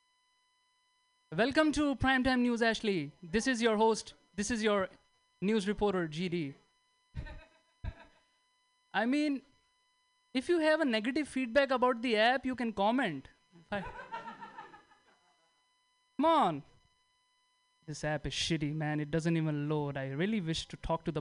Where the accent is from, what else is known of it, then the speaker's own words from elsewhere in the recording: India; moved away; I'm from India